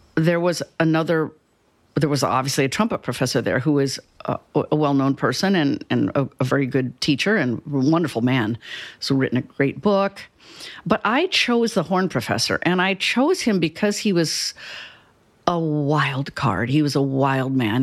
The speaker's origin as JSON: {"language": "English", "town": "Cedar Falls", "region": "Iowa", "country": "United States", "tie": "born or raised there", "also_born_or_lived": "Chicago", "moved": "as an adult", "lives_now": "Houston, United States", "said": "I'm from Cedar Falls, Iowa"}